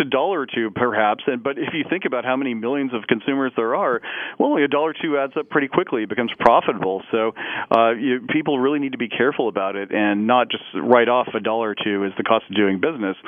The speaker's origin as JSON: {"language": "English", "town": "Parsons", "region": "Kansas", "country": "United States", "tie": "born or raised there", "moved": "yes", "said": "my hometown of Parsons, Kansas"}